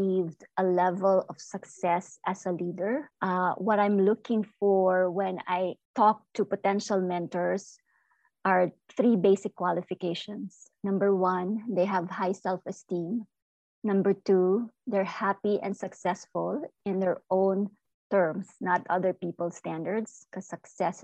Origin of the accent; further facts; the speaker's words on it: Philippines; now in United States; I am an immigrant. I am Filipino-American